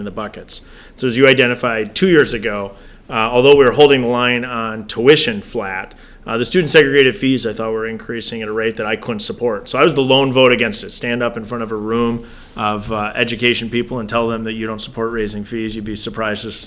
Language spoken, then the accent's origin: English; Janesville, Wisconsin, United States; born and raised in Janesville